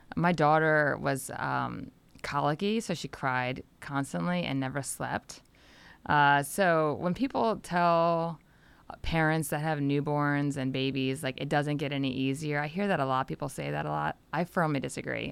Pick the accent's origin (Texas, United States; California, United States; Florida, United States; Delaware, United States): Delaware, United States; I grew up in Delaware, so it was about a two and a half hour drive to, uh, Washington D C